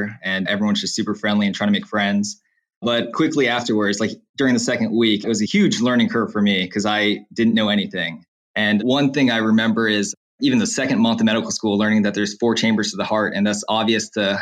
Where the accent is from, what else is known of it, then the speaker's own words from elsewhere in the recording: Slidell, Louisiana, United States; also born or lived in New Orleans, Louisiana; I'm from Slidell, Louisiana, and I'm currently an L3 medical student at Louisiana State University Health Sciences Center in New Orleans